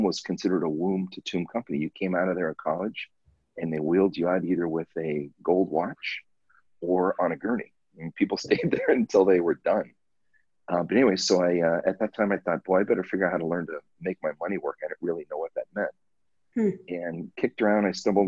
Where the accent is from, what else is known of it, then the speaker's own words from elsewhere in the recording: Southern California, United States; now in Hawaii, United States; I grew up in Southern California